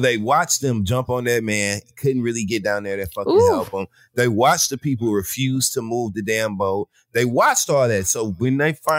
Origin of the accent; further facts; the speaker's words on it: Flint, Michigan, United States; I'm from Flint, Michigan